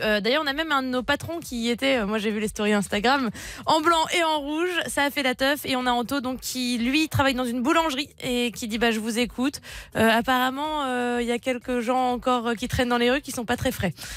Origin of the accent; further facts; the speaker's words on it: Tourcoing, Hauts-de-France, France; also born or lived in Marcq-en-Barœul; nous, on est du nord, la famille. On vient de Tourcoing, marc en barreul donc vraiment dans le nord du nord de la France.